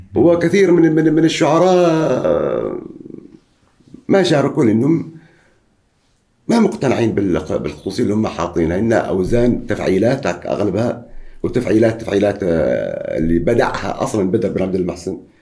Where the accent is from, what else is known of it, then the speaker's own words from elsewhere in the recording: Oman; عندنا في عمان